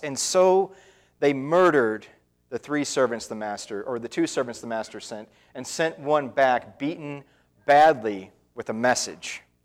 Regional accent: Indiana, United States; moved away as an adult; also born or lived in Wisconsin; my home in Indiana

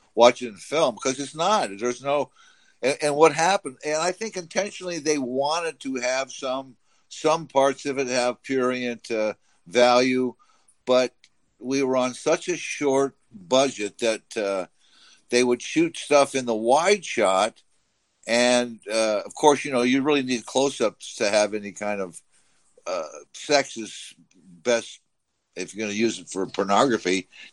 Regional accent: Orange County, California, United States; I was from Orange County

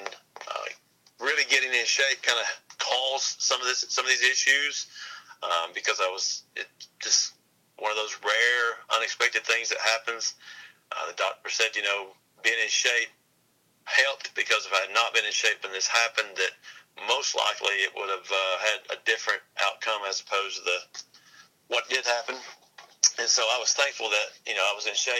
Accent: Gadsden, Alabama, United States; moved away as an adult; also born or lived in North Carolina; Originally born and raised in Alabama

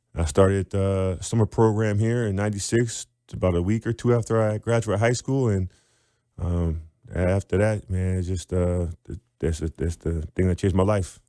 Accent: Wilmette, Illinois, United States; also born or lived in Evanston; I'm from Illinois

